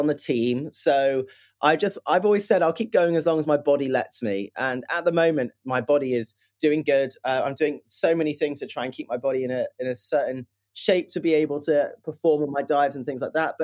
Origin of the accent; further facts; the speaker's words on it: Plymouth, South West England, United Kingdom; I grew up in Plymouth, which is in southwest of the UK